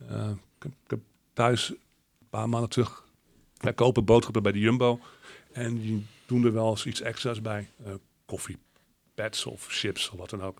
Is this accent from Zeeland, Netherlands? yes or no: yes; Zeeland, Netherlands; wij uit, uit, uit Oud-Zeeland komen.